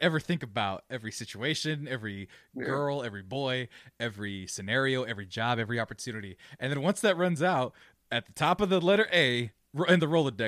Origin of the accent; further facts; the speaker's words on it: United States; We're American